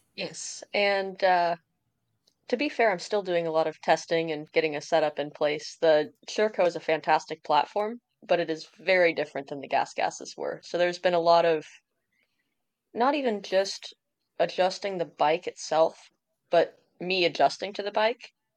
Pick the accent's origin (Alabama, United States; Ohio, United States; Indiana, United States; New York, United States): Indiana, United States; I'm from Indiana